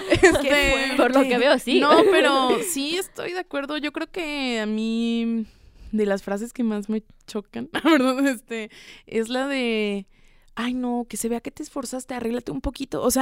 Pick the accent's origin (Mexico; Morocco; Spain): Mexico; Mexico City; also born or lived in Toluca; de la Ciudad de México.